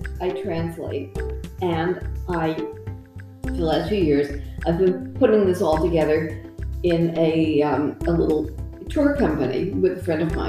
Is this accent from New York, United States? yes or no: yes; New York City, New York, United States; moved away as an adult; now in Rome, Italy; I'm originally from the middle of Manhattan, but I have lived in Rome for a long time.